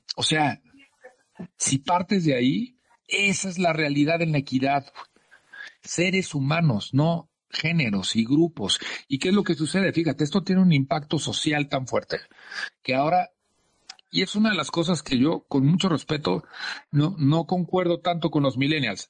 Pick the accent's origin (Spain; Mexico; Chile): Mexico; como latinos y mexicanos